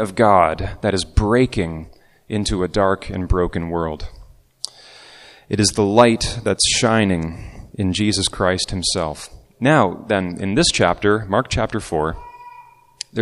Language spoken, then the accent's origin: English; Markham, Ontario, Canada; I was growing up in Markham